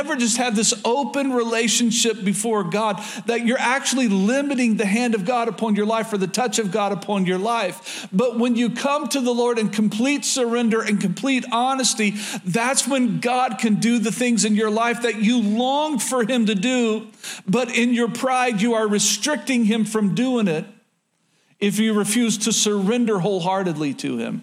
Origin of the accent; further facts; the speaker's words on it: Oklahoma, United States; moved away as an adult; born and raised in Oklahoma